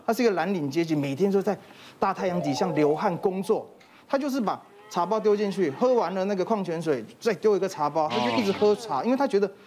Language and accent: Chinese; Taiwan; 我们台湾人最常见的习惯，就是吃完饭，很喜欢喝一杯茶